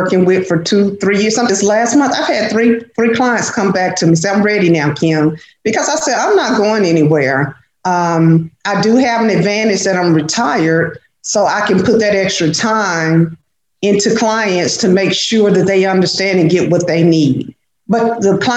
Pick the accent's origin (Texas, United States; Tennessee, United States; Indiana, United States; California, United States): Texas, United States; Dallas; I grew up in a place in Dallas that's called Oak Cliff